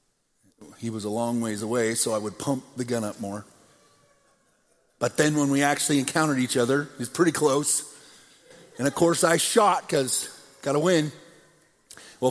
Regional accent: United States; Two young men, growing up in America

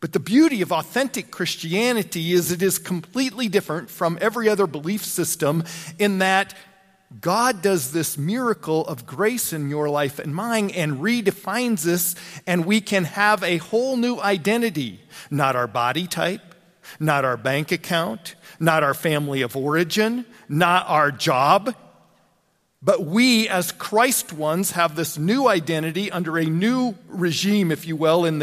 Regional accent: LaGrange, Wyoming, United States; moved away; also born or lived in Mitchell; I grew up over in LaGrange, Wyoming

